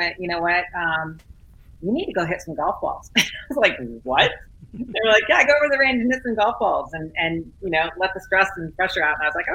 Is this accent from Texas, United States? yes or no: no; San Bernardino, California, United States; Born and raised in San Bernardino, California